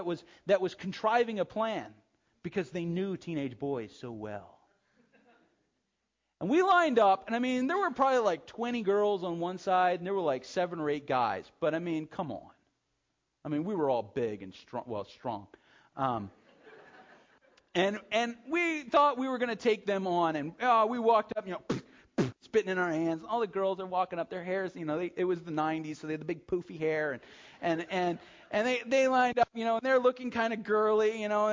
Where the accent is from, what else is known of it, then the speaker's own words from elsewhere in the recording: United States; we're American Christians